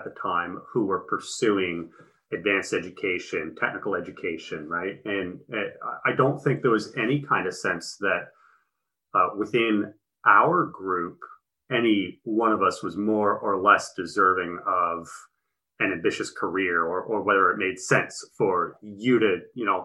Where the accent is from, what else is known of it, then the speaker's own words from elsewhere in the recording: Halifax, Nova Scotia, Canada; moved away as an adult; also born or lived in Hamilton; we're from Halifax, we've been studying in Halifax